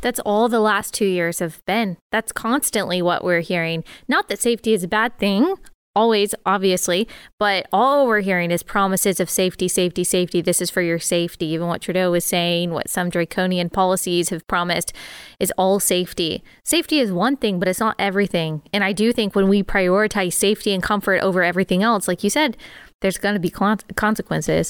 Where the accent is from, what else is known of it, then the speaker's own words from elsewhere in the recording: Dallas, Texas, United States; moved away as an adult; also born or lived in South Carolina; I grew up in Dallas, Texas